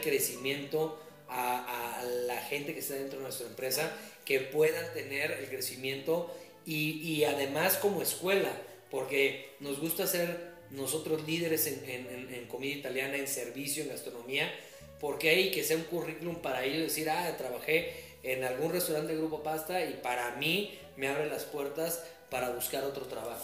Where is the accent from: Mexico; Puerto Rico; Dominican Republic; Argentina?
Mexico; Querétaro; also born or lived in Mexico City; nací en la Ciudad de México, pero llevo prácticamente toda mi vida viviendo aquí en Querétaro. Yo llegué de un año